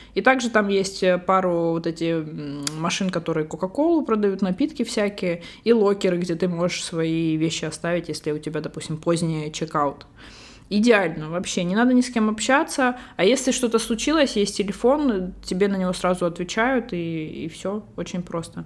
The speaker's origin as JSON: {"language": "Russian", "country": "Russia", "moved": "yes", "lives_now": "Barcelona, Spain", "said": "я вообще русская, но живу в Барселоне."}